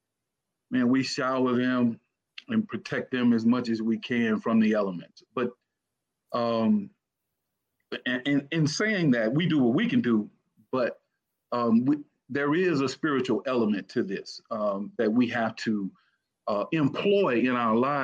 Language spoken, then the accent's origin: English; Cleveland, Mississippi, United States; moved away as an adult; also born or lived in Arkansas / Washington; from Cleveland, grew up in Cleveland